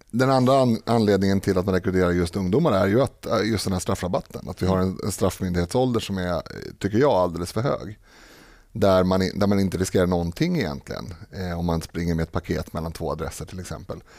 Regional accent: Stockholm, Stockholm County, Sweden; born or raised there

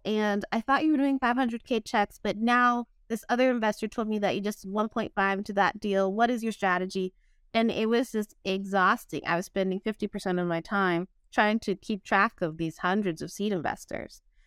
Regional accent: San Diego, California, United States; also born or lived in West Virginia; now in Oakland, United States; I'm from San Diego, as I mentioned, grew up pretty basic.

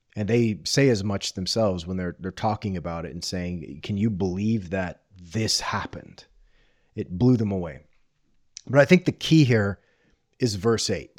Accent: Corpus Christi, Texas, United States; I grew up on the Gulf Coast of Southern Texas in the eighties and nineties

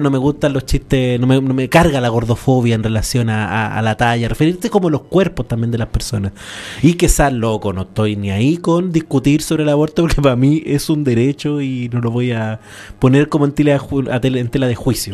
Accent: San Antonio, Valparaíso, Chile; Yo crecí en una población, en San Antonio

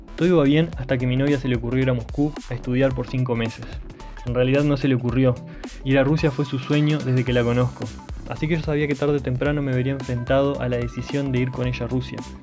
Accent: Paysandú, Uruguay; moved away as an adult; also born or lived in Montevideo, Uruguay / France / Wellington, New Zealand; nací en Paysandú, Uruguay. Mi viaje comienza a los 20 años cuando decidí ir a la capital a estudiar y trabajar.

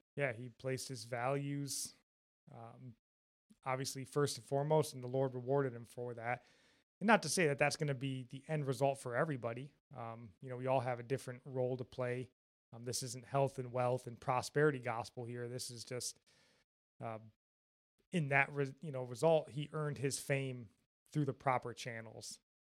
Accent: Jackson, Michigan, United States; born or raised there

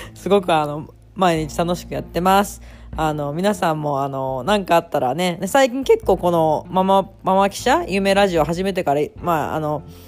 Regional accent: Tokyo, Japan; also born or lived in Yokohama, Kanagawa; now in Osaka, Japan; 本当生まれもあの、横浜で、学校ずっと東京だったんですけど

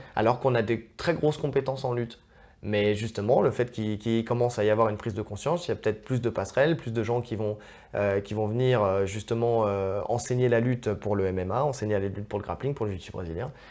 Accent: France; on est français

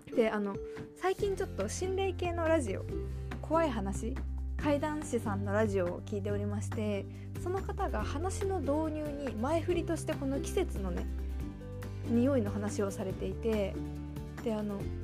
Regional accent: Sapporo, Hokkaido, Japan; moved away as an adult; also born or lived in Hiroshima; 私あの生まれも育ちも札幌なんですけど広島に大学時代行っておりまして

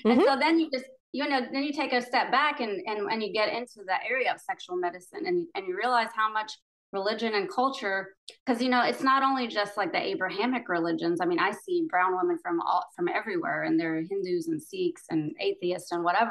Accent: United States; I was born here in the States, but my parents are immigrants from Pakistan.

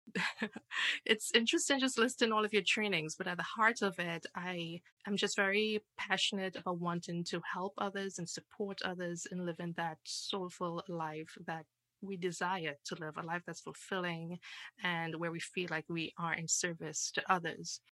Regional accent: Trinidad & Tobago; now in United States; I am originally from Trinidad

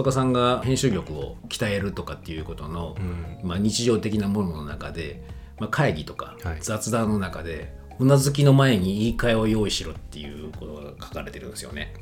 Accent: Kyoto, Japan; moved away; 京都にあの自分の地元の京都に帰った

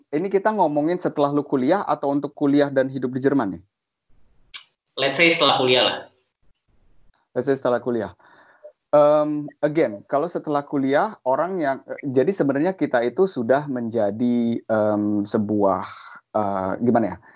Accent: Indonesia; apalagi kalau menurut gue kita orang Indo kita juga orangnya nggak nggak nggak gengsian ya

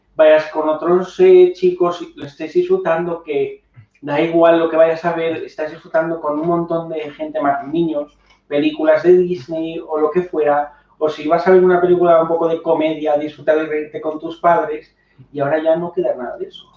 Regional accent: Spain; born or raised there

